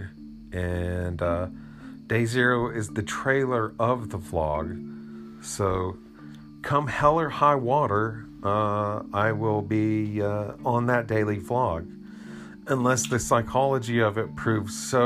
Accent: Asheville, North Carolina, United States; born or raised there

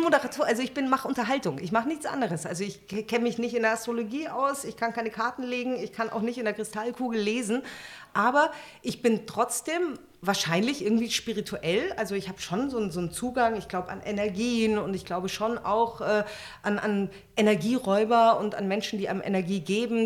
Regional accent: Munich, Bavaria, Germany; moved away as an adult; also born or lived in Berlin; now in Potsdam, Germany; Ich bin ein Münchner Kindel

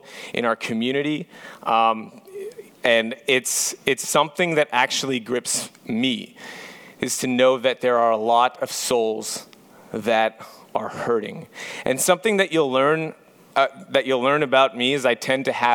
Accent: Montreal, Quebec, Canada; moved away; I'm actually from Montreal, Quebec

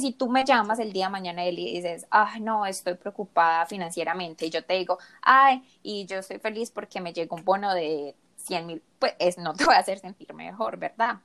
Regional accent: Medellín, Antioquia, Colombia; moved away as an adult; also born or lived in South Korea; now in Michigan, United States; soy de Medellín, orgullosamente colombiana

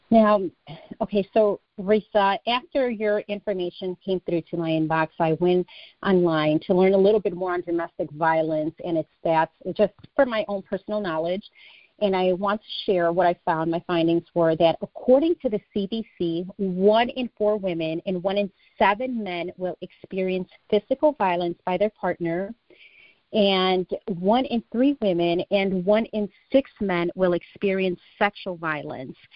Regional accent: Chicago, Illinois, United States; Um, well, I'm from Chicago, born

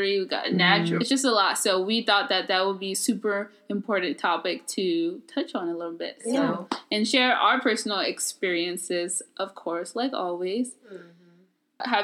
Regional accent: California, United States; growing up in California

